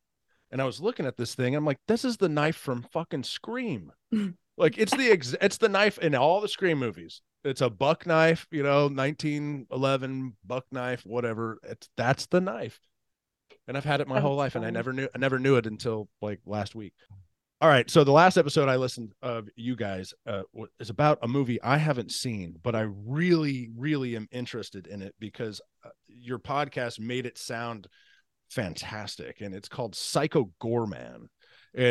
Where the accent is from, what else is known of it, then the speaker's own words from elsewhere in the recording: Katy, Texas, United States; I grew up in Katy, Texas. So I went to Katy Elementary, Katy Junior High